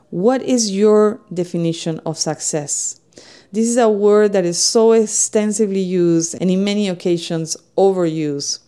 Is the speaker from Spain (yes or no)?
yes; Spain; English is a second language; moved away as an adult; now in United States